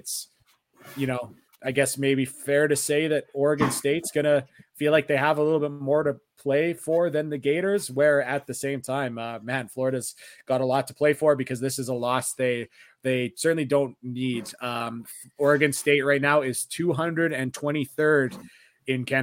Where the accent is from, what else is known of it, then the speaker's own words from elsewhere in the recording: Canada; I'm Canadian and we don't get Thanksgiving here.